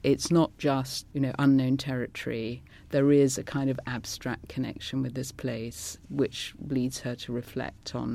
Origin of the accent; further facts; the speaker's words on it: London, United Kingdom; first language Scots; also born or lived in Glasgow; going to school in North London, a convent school